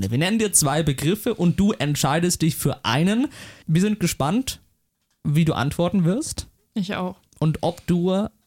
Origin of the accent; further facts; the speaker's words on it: Feucht, Bavaria, Germany; wir haben uns kennengelernt in der ersten Klasse in der Grundschule. Wir waren damals bei Frau Kuske, ich denke, den Namen kann man nennen. Hier an der Grundschule Feucht.